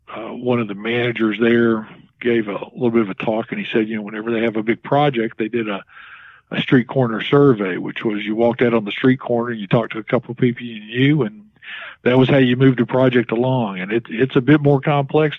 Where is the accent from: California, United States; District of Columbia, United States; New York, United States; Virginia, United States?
Virginia, United States; Galax; also born or lived in Danville, Virginia / Marion, Virginia; I'm originally from Galax. I was actually born in Danville, and my parents moved to Galax when I was very young, probably 3 or 4 years old